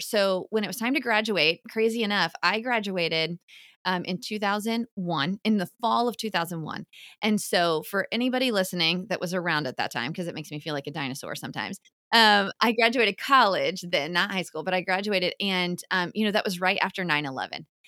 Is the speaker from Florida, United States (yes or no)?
yes; Orlando, Florida, United States; I grew up in Orlando. And so um, UCF is our big school here, right in town